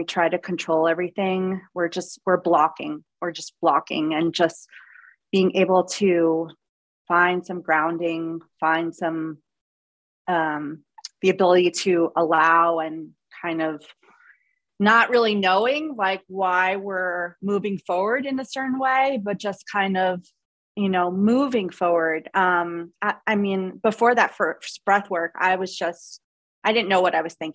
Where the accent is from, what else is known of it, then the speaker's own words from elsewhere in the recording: Long Island, New York, United States; I grew up in New York. I grew up on Long Island, just like so aware and conscious of my voice.